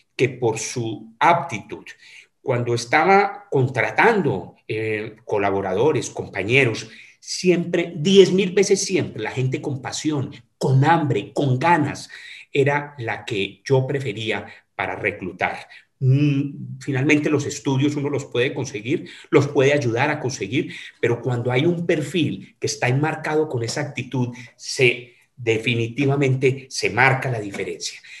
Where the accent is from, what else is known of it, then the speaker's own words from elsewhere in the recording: Manizales, Caldas, Colombia; moved away as an adult; now in Cali, Colombia; estudié en mi colegio en la ciudad de Manizales, en mi ciudad natal